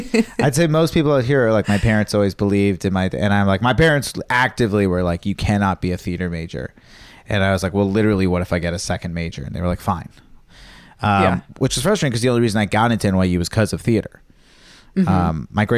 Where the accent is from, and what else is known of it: Virginia, United States; born or raised there